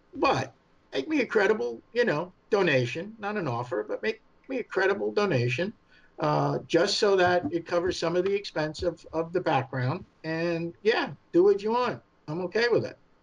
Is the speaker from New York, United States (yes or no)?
yes; New York, United States; accent: New York; my New York accent